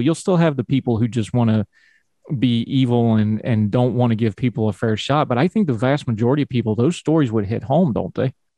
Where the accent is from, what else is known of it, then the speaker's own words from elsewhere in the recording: West Virginia, United States; I grew up in West Virginia and I came through West Virginian schools